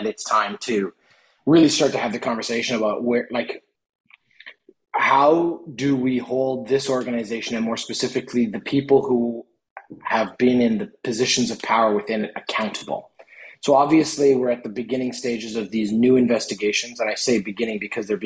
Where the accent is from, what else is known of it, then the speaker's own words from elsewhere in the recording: Canada; as a Canadian citizen